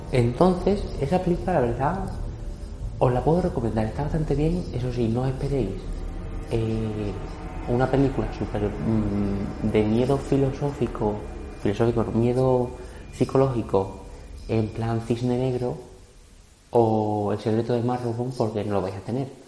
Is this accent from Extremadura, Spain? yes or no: yes; Extremadura, Spain; yo soy extremeño, no tengo por qué saber inglés, pero bueno.